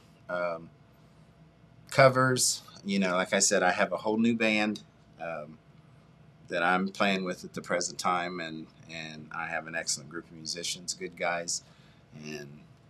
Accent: United States; And I'm originally from Lee Hollow, off Limerick Road. All of my family went to Jackson High School. I graduated in 1973.

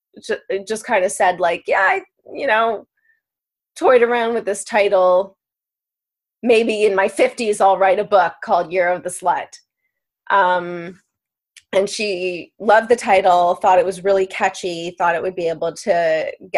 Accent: Maple, Ontario, Canada; also born or lived in New York City / Los Angeles; now in Toronto, Canada; I'm born and raised in Maple, Ontario

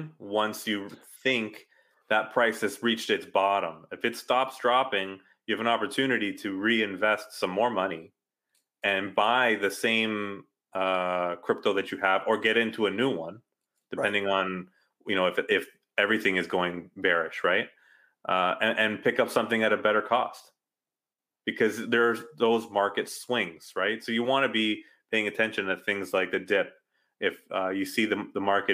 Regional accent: Canada

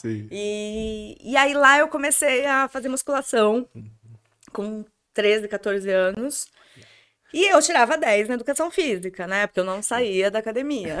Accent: Santos, São Paulo, Brazil; nasci em Santos.

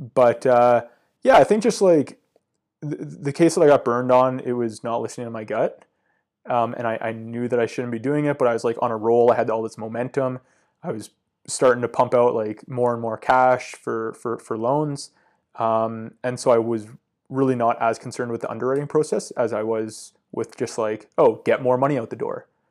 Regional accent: Comox, British Columbia, Canada; growing up on Vancouver Island, uh, Comox is, like, a really cool town

